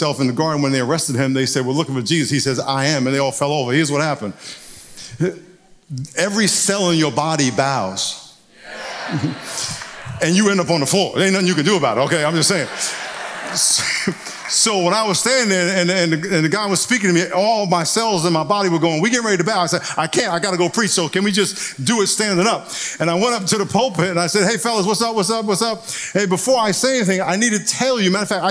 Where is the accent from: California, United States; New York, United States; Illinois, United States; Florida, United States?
New York, United States; now in San Diego, United States; I'm originally from New York